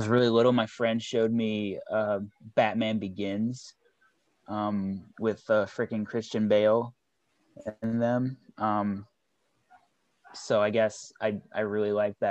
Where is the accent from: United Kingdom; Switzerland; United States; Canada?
United States; Charlottesville, Virginia; I grew up in Charlottesville, Virginia.